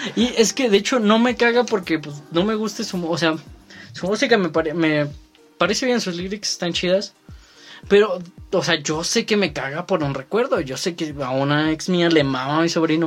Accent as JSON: {"language": "Spanish", "country": "Mexico", "said": "aquí en México"}